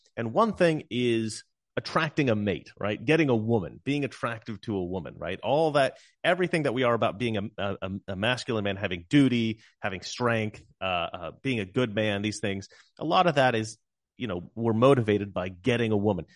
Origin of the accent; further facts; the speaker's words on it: Salem, Oregon, United States; I'm from Salem